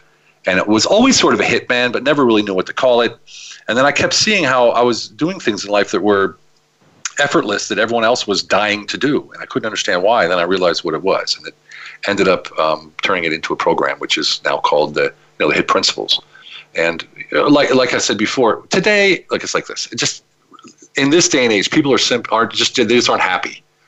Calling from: Budapest, Hungary; I'm calling from Budapest, Hungary, which is my choice location to live.

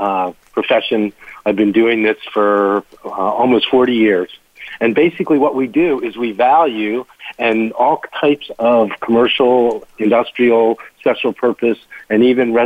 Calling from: Washington, District of Columbia, United States; I am in Washington, D.C., and I head up our Colliers Internati

